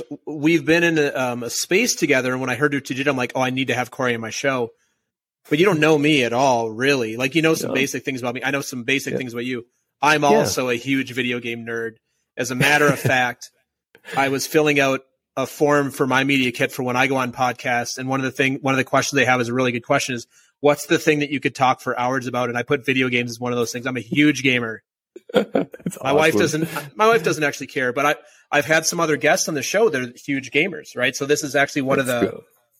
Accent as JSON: {"language": "English", "region": "Minnesota", "country": "United States", "moved": "yes", "said": "I'm from Minnesota originally"}